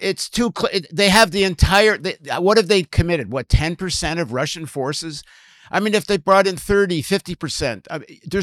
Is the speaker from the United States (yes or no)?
no; Canada; as a Canadian